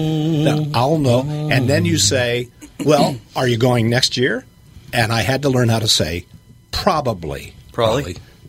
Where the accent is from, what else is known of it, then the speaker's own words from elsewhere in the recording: Indiana, United States; I'm from Hillbilly, Indiana, which is sometimes called the northernmost southern state in the country. And I grew up a terrible hillbilly. My language was terrible.